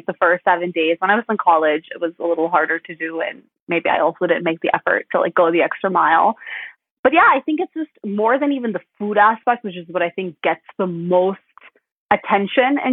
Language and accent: English; Midwest, United States; growing up in the Midwest, we're put in like a generic Sunday school.